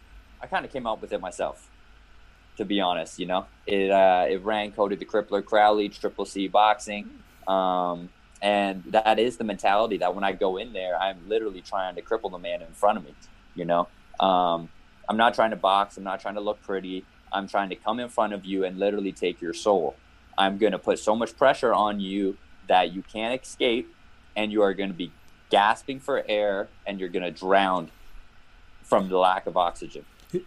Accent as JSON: {"language": "English", "country": "Canada", "said": "Yes, very rare Canadian."}